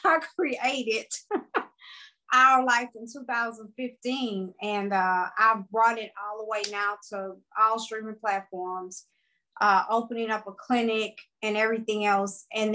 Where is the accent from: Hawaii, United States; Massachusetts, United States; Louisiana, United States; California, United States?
Louisiana, United States; Opelousas; I am from Opelousas, Louisiana, which is the country. And if people don't know where Opelousas is, I'm pretty sure they've heard of Lafayette, Louisiana. I'm like 30 minutes from there. Born and raised.